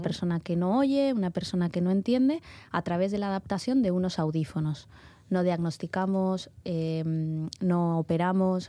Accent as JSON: {"language": "Spanish", "town": "Málaga", "region": "Andalusia", "country": "Spain", "moved": "as an adult", "lives_now": "Bilbao, Spain", "said": "Yo originariamente de Málaga, ¿vale? Y y bueno, llevo aquí en Bilbao ya más de 12 años"}